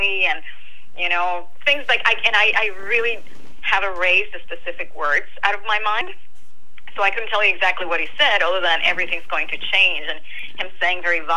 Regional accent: Puerto Rico; now in New Jersey, United States; I am from Puerto Rico, and I live in New Jersey

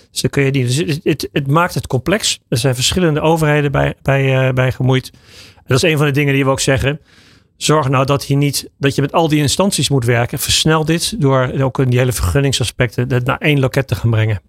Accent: Netherlands; we zijn Nederlanders

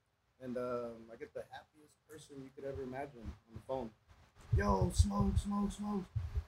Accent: Los Angeles, California, United States; born or raised there

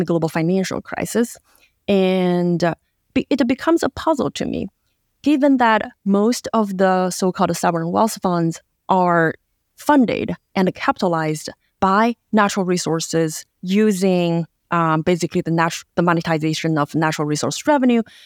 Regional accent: Yantai, Shandong, China; moved away; I grew up in a seashore city in China called Yantai, uh, my hometown

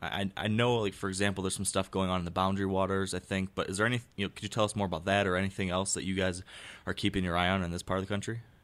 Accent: Michigan, United States; my home state

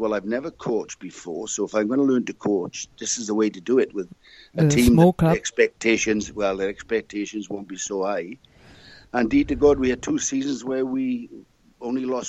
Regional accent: Wales, United Kingdom; moved away as an adult; now in Auckland, New Zealand; I was Welsh, English

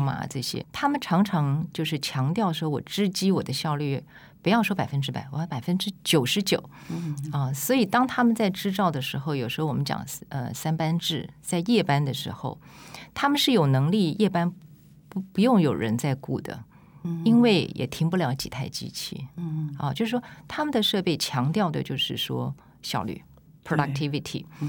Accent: Taipei, Taiwan; moved away; also born or lived in Tainan; 因为我是台北人

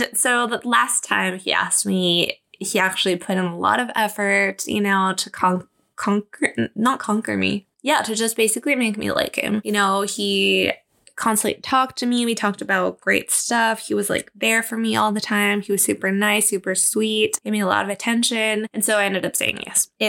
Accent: Mexico; also born or lived in Germany; I didn't date for the longest time because obviously I moved to Germany and then I moved back to my hometown. Well, not where my parents were living. And then I tried to finish high school really fast to get out of there and move to Mexico City

